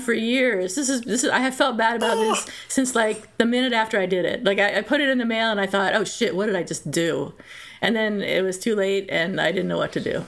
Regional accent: Philadelphia, Pennsylvania, United States; moved away; also born or lived in North Carolina; I was born in Philadelphia

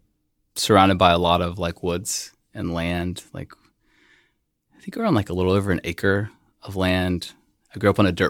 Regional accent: West Columbia, South Carolina, United States; born or raised there

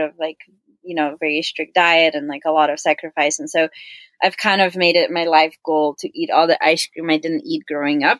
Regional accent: Slovenia; now in Colorado, United States; I currently live in Colorado, but I actually grew up in Europe. I grew up in Slovenia

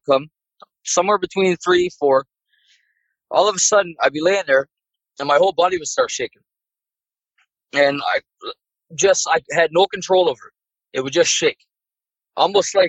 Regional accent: Newfoundland and Labrador, Canada; my hometown in Newfoundland, pretty much the whole town is built above Indian burial ground

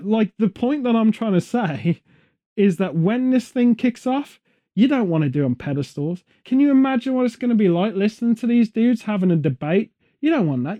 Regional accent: Stratford-upon-Avon, West Midlands, United Kingdom; Stratford upon Avon, my hometown nearby

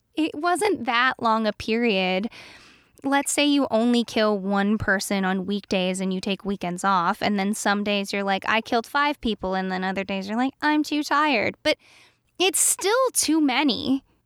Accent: East Coast, United States; born or raised there

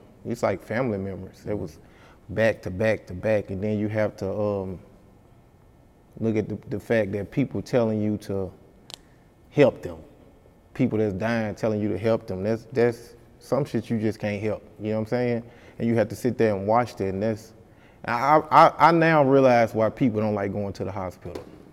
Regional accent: Helena, Arkansas, United States

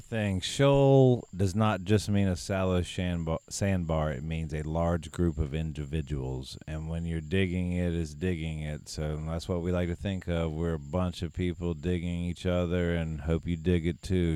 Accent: United States; I'm from down east. I def I grew up in the Great Dismal Swamp

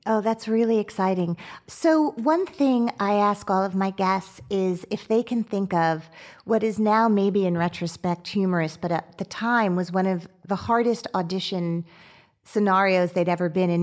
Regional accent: Teaneck, New Jersey, United States; I'm from Teaneck, New Jersey

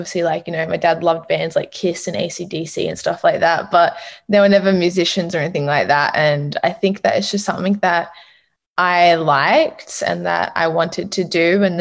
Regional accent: Sydney, New South Wales, Australia; Always been from Sydney.

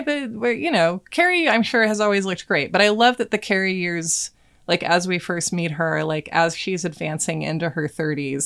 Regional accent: Portland, United States; growing up in Portland

